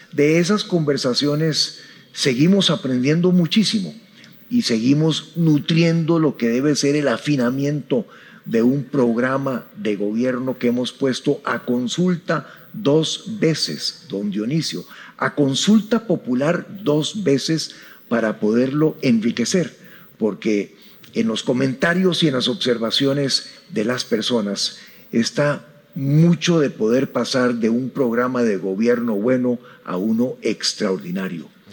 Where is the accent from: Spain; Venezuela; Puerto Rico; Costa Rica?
Costa Rica; soy un centroamericano nacido en Costa Rica